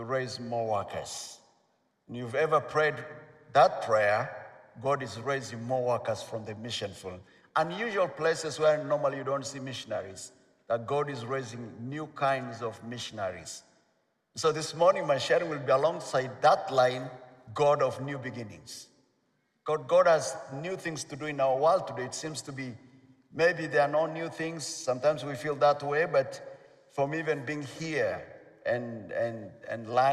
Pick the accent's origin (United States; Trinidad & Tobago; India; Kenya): Kenya; Nairobi; I'm from Nairobi, Kenya.